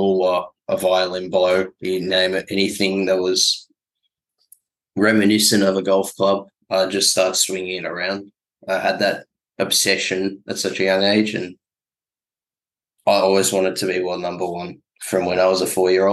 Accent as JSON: {"language": "English", "town": "Melbourne", "region": "Victoria", "country": "Australia", "tie": "born or raised there", "said": "I'm born and bred in Melbourne"}